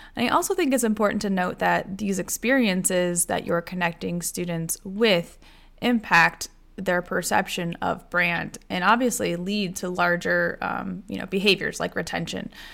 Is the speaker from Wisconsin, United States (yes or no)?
no; Iowa, United States; I grew up in Iowa